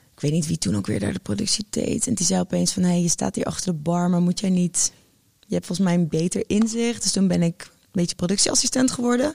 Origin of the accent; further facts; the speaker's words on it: Utrecht, Netherlands; ik kom natuurlijk gewoon uit Utrecht